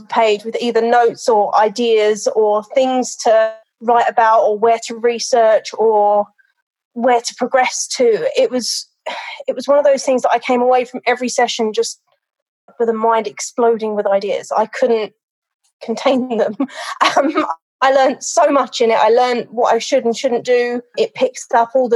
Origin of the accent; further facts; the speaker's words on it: London, United Kingdom; now in United States; I am a dog trainer now in America. I was originally from London